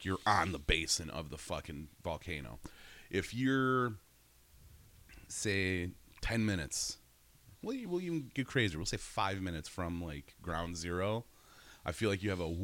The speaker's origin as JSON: {"language": "English", "region": "Wisconsin", "country": "United States", "said": "I'm from Wisconsin."}